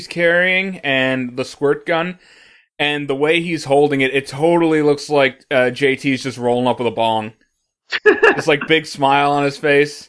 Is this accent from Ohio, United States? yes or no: no; St. Joseph, Missouri, United States; I grew up in St. Joseph, Missouri